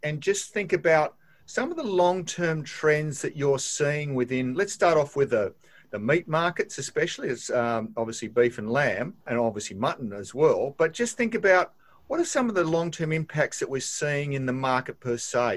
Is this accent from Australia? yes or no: yes; Australia; as an Australian